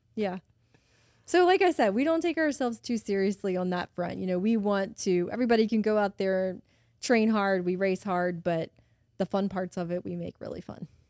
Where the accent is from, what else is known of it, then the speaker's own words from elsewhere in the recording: Baton Rouge, Louisiana, United States; I've lived here my whole life. Um, I grew up in Baton Rouge, went to high school here, went to LSU